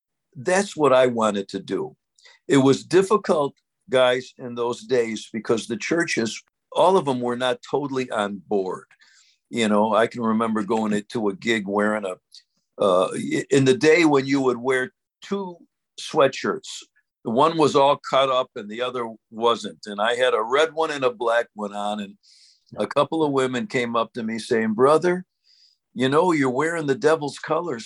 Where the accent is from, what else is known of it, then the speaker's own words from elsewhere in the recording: Syracuse, New York, United States; I'm from Syracuse.